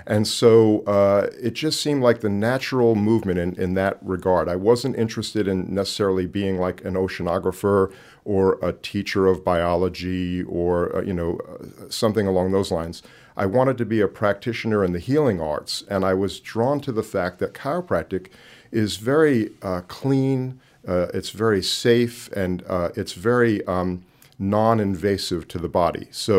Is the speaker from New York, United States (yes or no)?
yes; Long Island, New York, United States; moved away as an adult; I was born and raised on Long Island, New York.